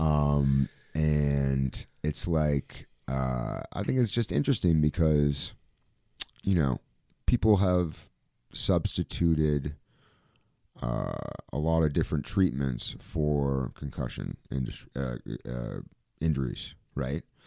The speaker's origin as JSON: {"language": "English", "country": "Canada", "said": "as a Canadian guy"}